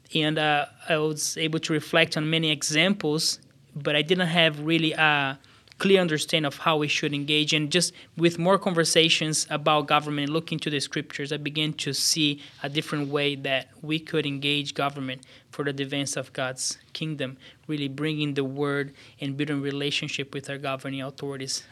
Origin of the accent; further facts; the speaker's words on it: São Paulo, Brazil; moved away as an adult; now in Des Moines, United States; I was born in Brazil, southeast of Brazil, uh, São Paulo State, in a town of about six hundred thousand people